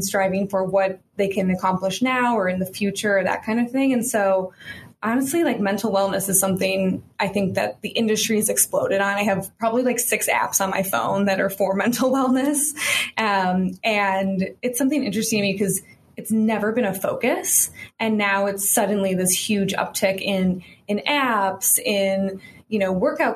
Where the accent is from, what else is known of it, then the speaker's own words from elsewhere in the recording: Chicago, Illinois, United States; moved away as an adult; also born or lived in San Francisco; I am from Chicago originally